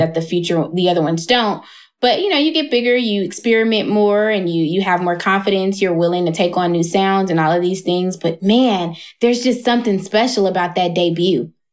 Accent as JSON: {"language": "English", "town": "Atlanta", "region": "Georgia", "country": "United States", "tie": "born or raised there", "said": "I moved away from Atlanta for a little bit"}